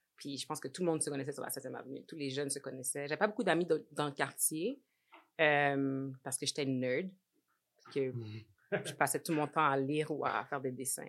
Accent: Montreal, Quebec, Canada; moved away as an adult; also born or lived in Laval / Edmonton; now in Toronto, Canada; J'ai grandi à Saint-Michel jusqu'à l'âge de 18 ans

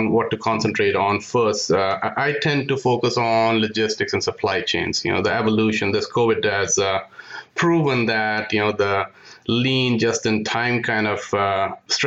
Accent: India; moved away as an adult; also born or lived in Michigan, United States; now in United States; I'm from India. So I came to the U.S. in pursuit of an MS degree in electrical engineering.

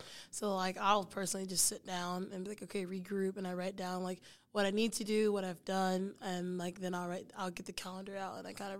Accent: Texas, United States; moved away as an adult; I was like, oh, I'm new to New Mexico. I was like, I was from Texas, new to New Mexico.

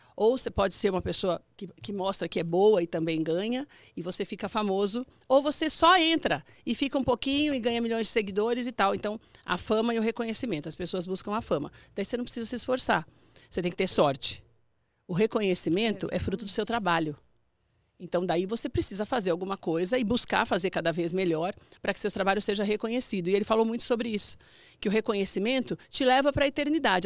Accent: Mauá, São Paulo, Brazil; São Paulo mesmo, sou de São Paulo, sou do ABC.

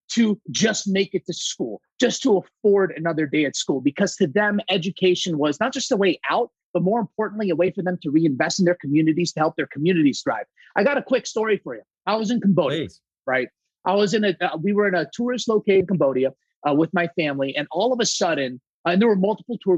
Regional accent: Saudi Arabia; I'm 100% Greek, my friends. And believe it or not, I was actually born and raised in Saudi Arabia. That's where I was born and raised.

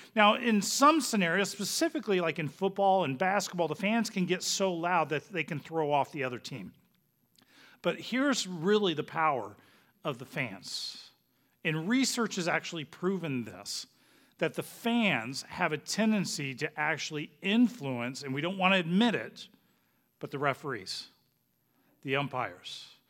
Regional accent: Phoenix, Arizona, United States; moved away; we're originally from Phoenix

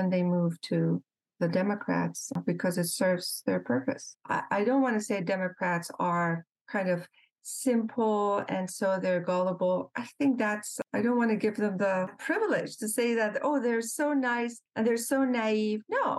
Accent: Mashhad, Razavi Khorasan, Iran; first language Persian; English is a second language; moved away as an adult; now in New York, United States; my hometown of Mashhad.

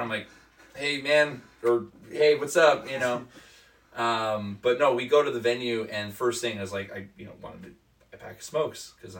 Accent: Ontario, Canada; we're from Ontario.

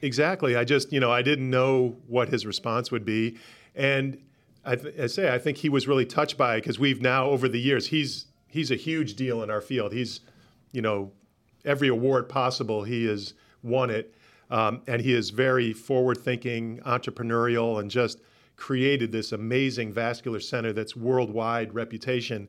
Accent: Rochester, New York, United States; moved away; also born or lived in Atlanta; I'm originally from Rochester, New York

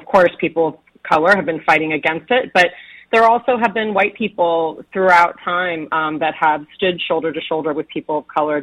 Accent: Northern California, United States; I grew up in Northern California

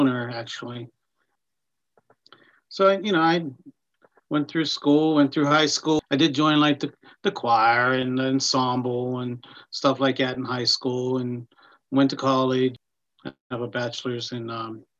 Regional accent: Pittsburgh, Pennsylvania, United States; also born or lived in Nashville; I'm actually from the Pittsburgh area.

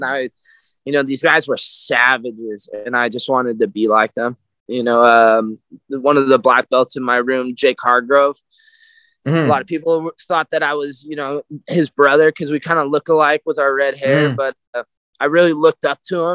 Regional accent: Napa / Sonoma, California, United States; Napa, Sonoma, Napa. I'm like right on the line

